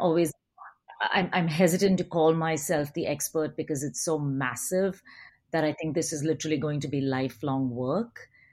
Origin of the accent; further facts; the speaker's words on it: India; moved away; also born or lived in United Kingdom / United States / Australia; I grew up in India